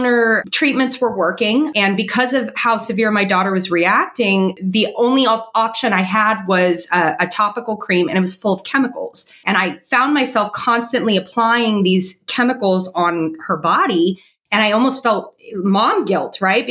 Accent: California, United States; moved away as an adult; now in South Florida, United States; I grew up in California

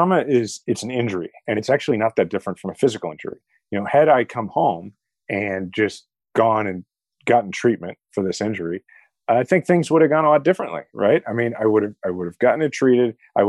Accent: Kansas City, Missouri, United States; had decided not to run for president and was running for mayor of my hometown, Kansas City.

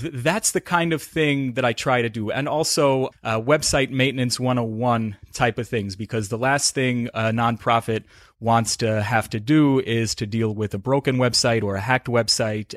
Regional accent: South Salem, New York, United States; I'm originally from, uh, northern Westchester County

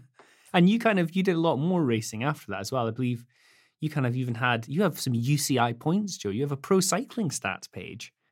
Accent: the Highlands, Scotland, United Kingdom; also born or lived in Edinburgh; I grew up first in Edinburgh, but then in Hi-, the Highlands, Scotland for the most part

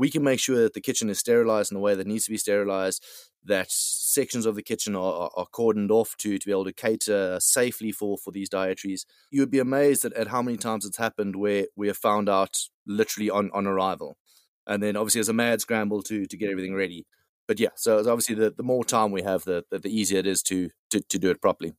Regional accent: South Africa; moved away; being being South African myself

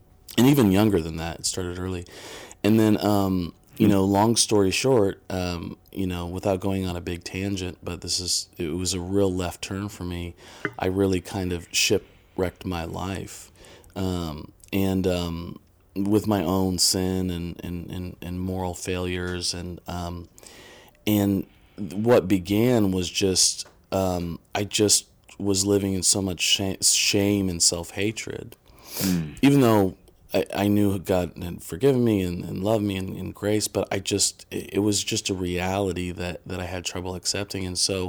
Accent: Indiana, United States; You know, I'm a kid from Indiana, and I went to Anderson University.

